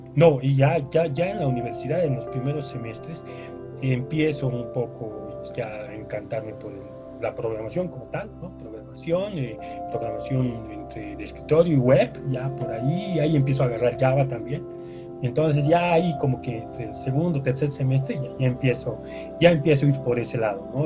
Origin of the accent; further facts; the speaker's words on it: La Paz, Bolivia; yo siempre he vivido en La Paz, eh, eh, he nacido acá, en, en, La Paz, Bolivia.